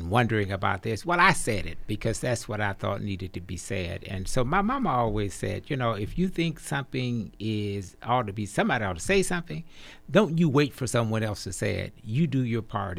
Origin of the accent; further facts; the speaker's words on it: Arkansas, United States; I grew up in Arkansas